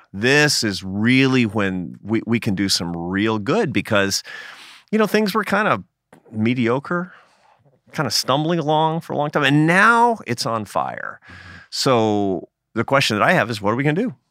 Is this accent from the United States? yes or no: yes; United States; I'm a Catholic, uh, but I'm an American Catholic